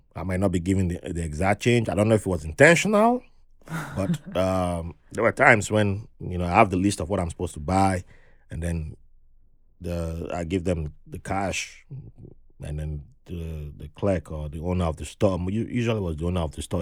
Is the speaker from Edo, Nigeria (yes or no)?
yes; Benin City, Edo, Nigeria; moved away; growing up in Benin City back then